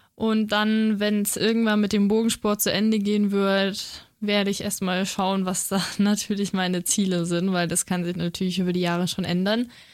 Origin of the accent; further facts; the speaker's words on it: Feucht, Bavaria, Germany; ich bin eben in Feucht aufgewachsen